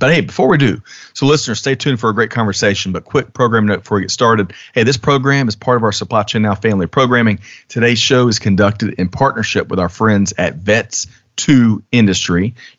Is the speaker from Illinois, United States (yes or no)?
no; South Carolina, United States; I grew up in South Carolina.